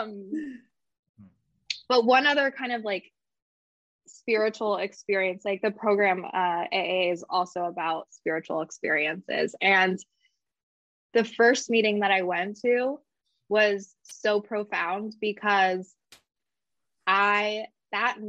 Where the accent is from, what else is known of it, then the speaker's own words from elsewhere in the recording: Napa Valley, California, United States; I grew up in the Napa Valley.